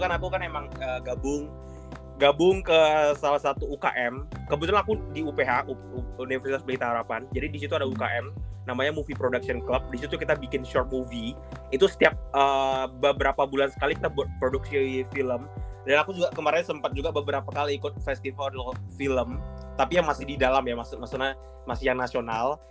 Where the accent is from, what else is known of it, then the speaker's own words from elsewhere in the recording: Pekanbaru, Riau, Indonesia; moved away as an adult; now in Jakarta, Indonesia; aku kan sebenarnya domisilinya bukan di Jakarta kan. Di okay. Pekanbaru, uh, hmm. aku orang Sumatera, di Riau tepatnya